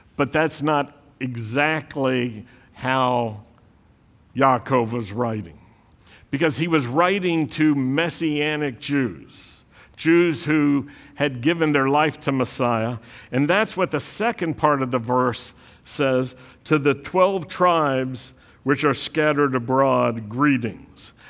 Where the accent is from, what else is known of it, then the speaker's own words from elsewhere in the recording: the South, United States; accent: Southern; I, I grew up in the South